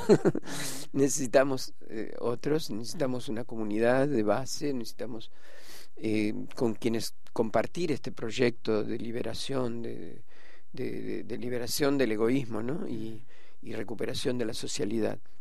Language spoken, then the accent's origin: Spanish; Rosario, Santa Fe, Argentina; moved away; yo, soy de Rosario, ¿no? Y, y fui a Rosario, fui a la catedral que era que un lugar donde en la infancia iba siempre